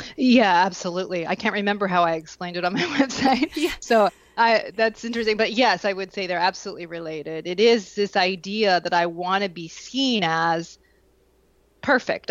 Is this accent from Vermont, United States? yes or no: yes; Vermont, United States; I grew up in Vermont.